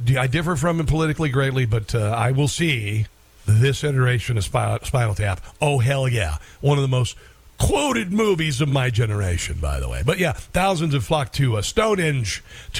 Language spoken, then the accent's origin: English; Iowa, United States; I'm from Iowa